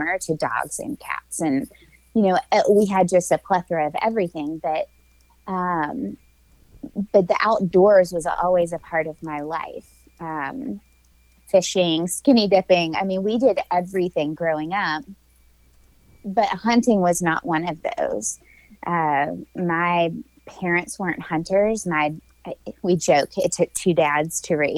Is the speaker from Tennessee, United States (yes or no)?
yes; Tennessee, United States; also born or lived in Alabama; I hail from the Southeast. I'm a Tennessee girl that spent a little bit of time in my young adult life in Alabama.